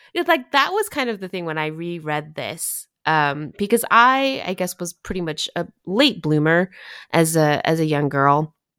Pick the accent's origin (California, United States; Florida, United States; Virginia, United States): California, United States; Southern; I grew up in Southern California